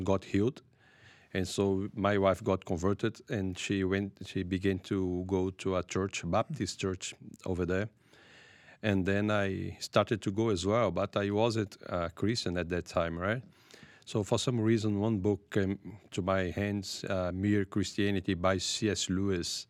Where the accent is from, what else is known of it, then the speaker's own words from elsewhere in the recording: Brazil; I'm from Brazil. I lived there